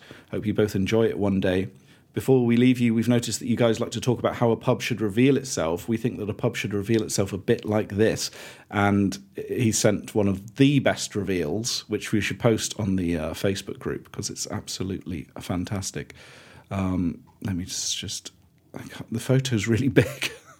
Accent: Keighley, Yorkshire and the Humber, United Kingdom; now in Bingley, United Kingdom; We both hail from Yorkshire. John from Barnsley, now lives in Durham. And I'm from Keighley, now live in Bingley.

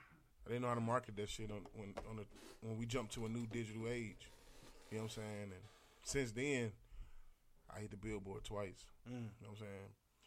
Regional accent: St. Louis, Missouri, United States

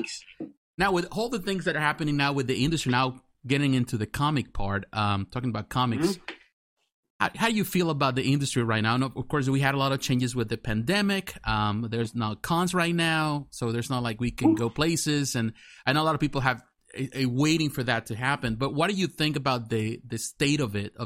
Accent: Mexico; moved away; growing up in Mexico

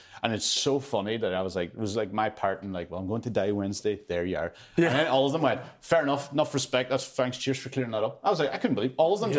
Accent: Ulster, Ireland; I love him. I'm from Donegal.

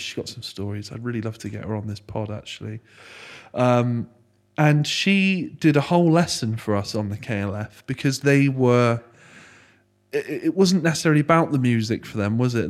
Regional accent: Frome, South West England, United Kingdom; I grew up, born and bred in Froome. So I've been here twenty-eight years.

